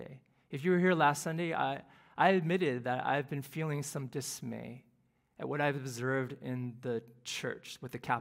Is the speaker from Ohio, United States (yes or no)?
yes; Cleveland, Ohio, United States; now in Houston, United States; the youth group that I grew up in Cleveland